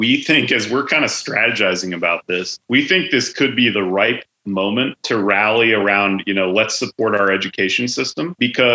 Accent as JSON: {"language": "English", "region": "Idaho", "country": "United States", "tie": "born or raised there", "said": "I grew up in Idaho public schools."}